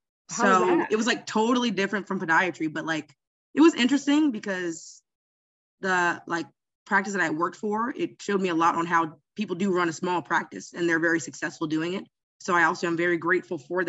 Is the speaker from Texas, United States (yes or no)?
no; Jacksonville, Florida, United States; also born or lived in Gainesville, Florida / Miami, Florida; I'm from Jacksonville, Florida